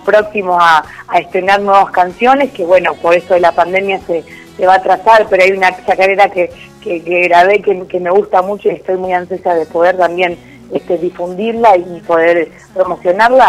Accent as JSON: {"language": "Spanish", "country": "Argentina", "said": "somos argentinos"}